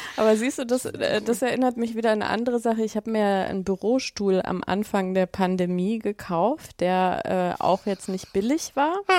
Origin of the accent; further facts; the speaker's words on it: Germany; accent: German; mein, mein, mein deutscher Akzent einfach viel zu stark ist